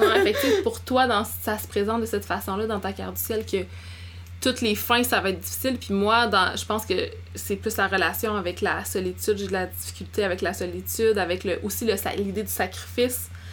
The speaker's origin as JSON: {"language": "French", "area": "Abitibi", "region": "Quebec", "country": "Canada", "tie": "born or raised there", "moved": "yes", "said": "j'ai grandi en Abitibi"}